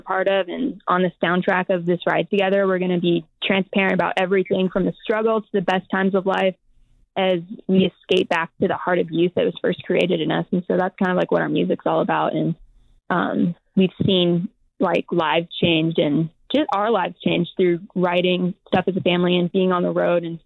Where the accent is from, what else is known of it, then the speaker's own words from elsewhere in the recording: Riverside, California, United States; now in Nashville, United States; We're four of six siblings from Riverside, California. We grew up in California